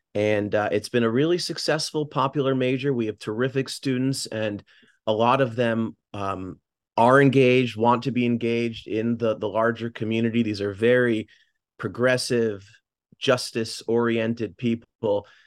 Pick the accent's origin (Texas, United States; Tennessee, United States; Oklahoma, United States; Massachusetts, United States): Massachusetts, United States; Newton; moved away as an adult; also born or lived in Bay Area, California; now in New Haven, United States; I'm from Newton, Massachusetts, just contiguous to Boston.